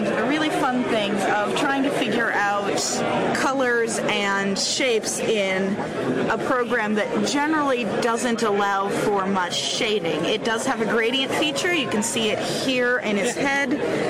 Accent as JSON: {"language": "English", "region": "Indiana", "country": "United States", "said": "I'm from Indiana, which is a state over."}